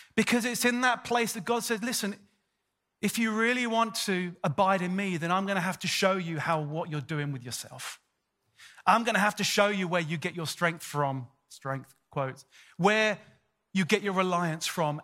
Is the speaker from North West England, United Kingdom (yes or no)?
no; London, United Kingdom; moved away as an adult; also born or lived in Sydney, Australia; I'm born and bred, I'm born and bred in North London